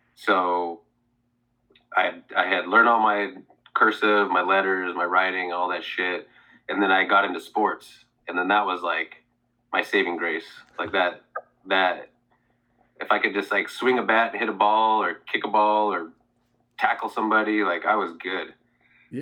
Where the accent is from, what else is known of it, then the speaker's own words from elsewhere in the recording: Oregon, United States; also born or lived in Seattle; Oh, I'm from Oregon.